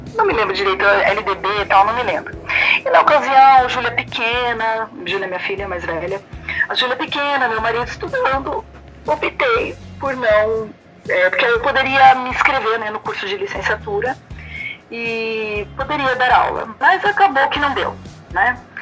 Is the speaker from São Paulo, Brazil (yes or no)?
yes; Campinas, São Paulo, Brazil; moved away as an adult; also born or lived in São Carlos, Brazil; now in Naples, Italy; eu sou de Campinas, do interior de São Paulo. É. praticamente cresci ali